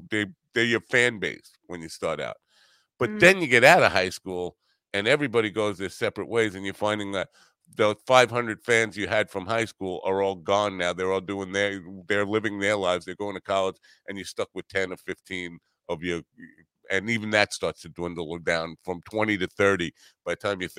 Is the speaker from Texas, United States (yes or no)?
no; Iowa, United States; and I'm maybe in growing up in Iowa, it's different than the experience